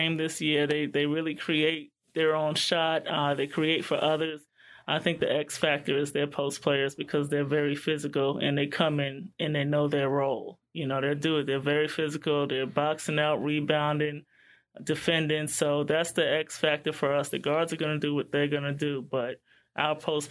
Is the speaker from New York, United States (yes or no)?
yes; New York City, New York, United States; moved away as an adult; also born or lived in Iowa; I was from Queens, New York, in school at Iowa